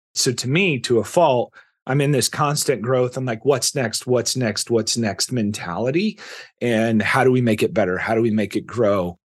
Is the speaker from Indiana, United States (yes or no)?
yes; Indiana, United States; now in Texas, United States; I grew up in Indiana